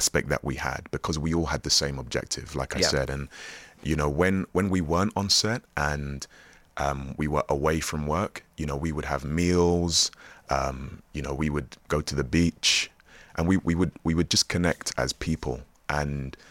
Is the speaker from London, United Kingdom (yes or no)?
yes; London, United Kingdom; also born or lived in Lewisham, London; I grew up in West Croydon in South London.